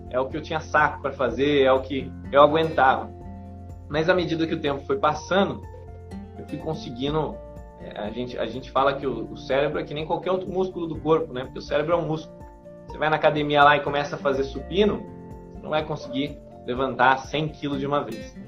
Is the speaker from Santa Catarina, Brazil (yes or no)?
no; São José dos Campos, São Paulo, Brazil; moved away as an adult; also born or lived in Rio de Janeiro; now in Santarém, Brazil; Hoje eu moro aqui em Santarém, no Pará. Ah, mas eu sou natural de São Paulo, né? De São José dos Campos.